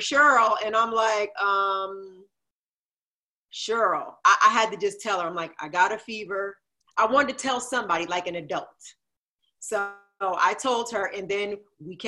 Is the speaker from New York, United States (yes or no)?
no; New Jersey, United States; I grew up in Jersey